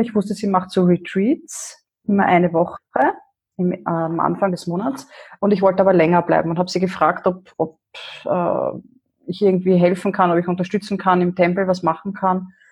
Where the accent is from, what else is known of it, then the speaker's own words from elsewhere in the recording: Vienna, Austria; moved away as an adult; now in Upper Austria, Austria; ich komme ursprünglich aus Wien